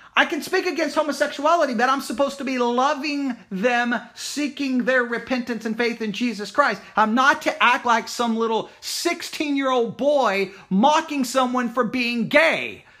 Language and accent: English; Texas, United States; I myself was born in Texas.